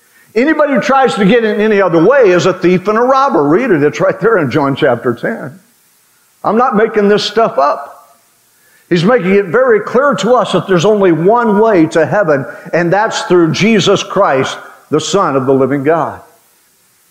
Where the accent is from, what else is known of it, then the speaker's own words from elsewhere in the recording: Western Oklahoma, United States; When I was a kid growing up in Western Oklahoma